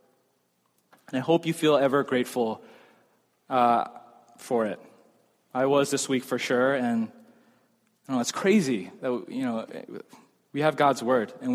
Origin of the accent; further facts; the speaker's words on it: United States; I'm American